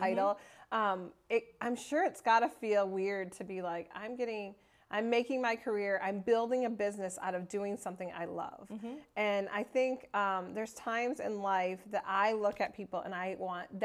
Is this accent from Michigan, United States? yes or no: yes; Michigan, United States; moved away; I'm from Michigan